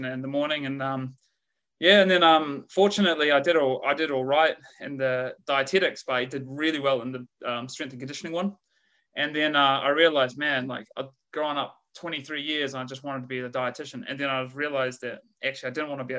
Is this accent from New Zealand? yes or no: yes; Christchurch, Canterbury, New Zealand; accent: Kiwi; moved away as an adult; also born or lived in Dunedin, New Zealand / Leeds, United Kingdom; now in Australia; from Christchurch City, Quake Zone. So grew up in Quake Zone, Christchurch, and moved down to Dunedin